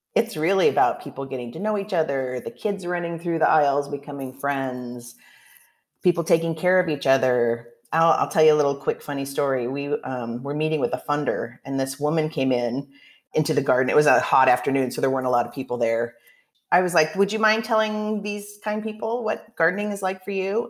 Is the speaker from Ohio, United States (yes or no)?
no; Oregon, United States; now in Chicago, United States; I'm from Oregon originally and I was I grew up a food gardener